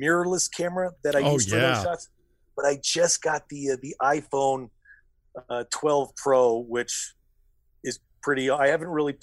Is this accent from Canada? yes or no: no; Colorado, United States; I grew up driving in Colorado